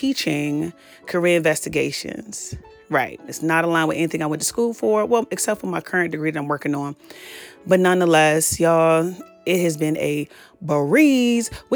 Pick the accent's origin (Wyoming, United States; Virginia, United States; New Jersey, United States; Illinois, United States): Virginia, United States; Petersburg; I was born and raised in Petersburg, Virginia